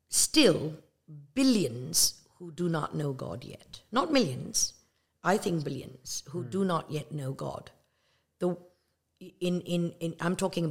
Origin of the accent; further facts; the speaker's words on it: Malaysia; also born or lived in England; now in United States; I was born in Malaysia. I'm of Indian descent. That means my parents, grandparents are from India, but not me. I'm from Malaysia. And then we immigrated to the United States, and that's really it.